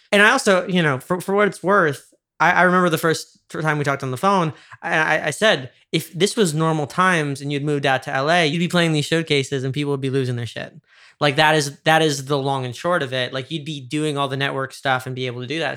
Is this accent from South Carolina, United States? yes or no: no; New York, United States; I grew up in New York.